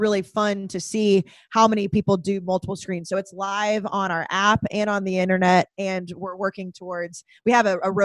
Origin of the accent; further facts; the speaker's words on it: Texas, United States; moved away as an adult; also born or lived in College Station, Texas / Dallas, Texas / Boston, Massachusetts; now in New York, United States; growing up in Texas, that's not what I saw, especially in College Station